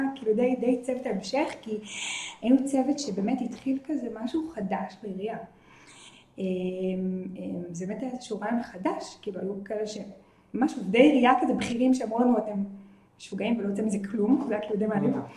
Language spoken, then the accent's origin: Hebrew; Hadera, Haifa District, Israel; moved away as an adult; also born or lived in Gan Yoshiya; אני גדלתי בחדרה